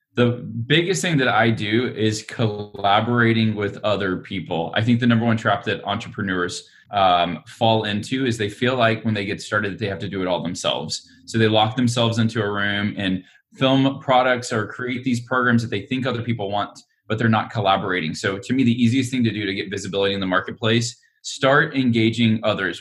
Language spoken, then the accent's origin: English; Alabama, United States; now in Austin, United States; I'm from Alabama originally